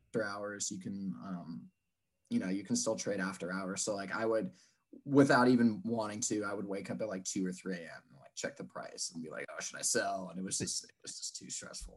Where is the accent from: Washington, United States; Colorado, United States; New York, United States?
Washington, United States; Seattle; born and raised in Seattle